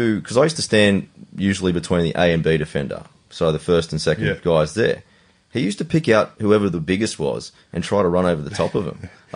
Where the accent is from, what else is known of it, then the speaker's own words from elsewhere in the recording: Sydney, New South Wales, Australia; I grew up in Quakers Hill